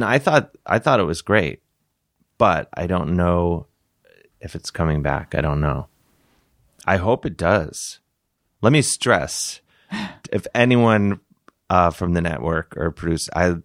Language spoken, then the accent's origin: English; Cleveland, Ohio, United States; now in New York, United States; I'm from Cleveland.